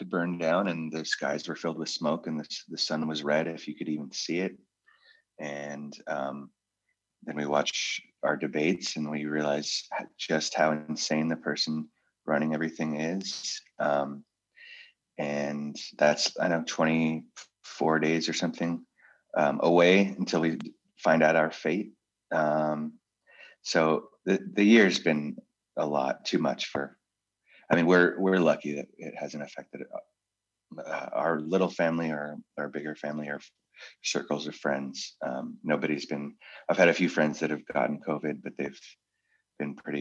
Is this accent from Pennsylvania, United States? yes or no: no; Oakland, California, United States; now in Murphys, United States; I grew up in Oakland in the city